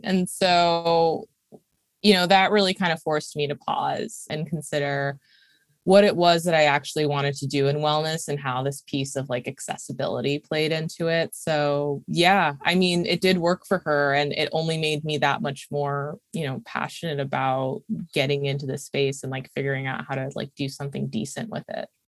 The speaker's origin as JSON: {"language": "English", "town": "Saratoga Springs", "region": "New York", "country": "United States", "tie": "born or raised there", "also_born_or_lived": "Brooklyn, New York", "moved": "as an adult", "said": "Upstate New York, a small city. I really consider it more of a small town called Saratoga, where I actually am right now"}